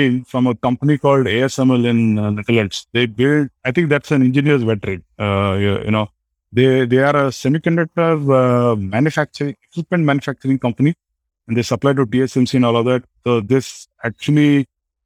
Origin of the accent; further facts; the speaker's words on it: Belgaum, Karnataka, India; moved away; I lived in my hometown called Belgaum